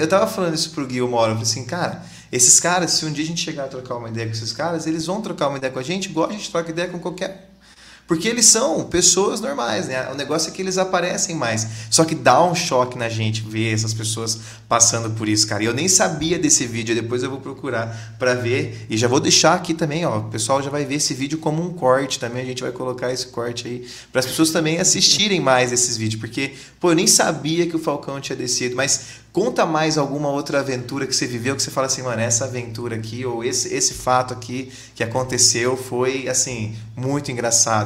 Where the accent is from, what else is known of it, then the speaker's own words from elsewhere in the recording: Londrina, Paraná, Brazil; a gente é de Londrina aqui